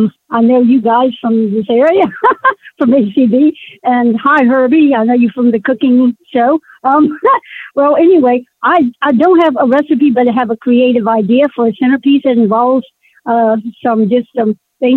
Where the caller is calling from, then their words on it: Virginia, United States; I'm … from Northern Virginia.